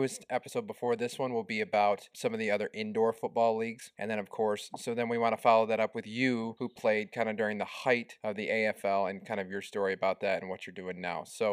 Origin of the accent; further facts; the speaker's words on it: Grand Rapids, Michigan, United States; I am from Grand Rapids